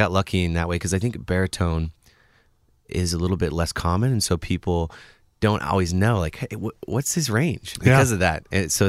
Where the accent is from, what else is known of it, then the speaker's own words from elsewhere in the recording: Bellingham, Washington, United States; Even Bellingham was like, since I grew up outside of Bellingham, was kind of a bigger place.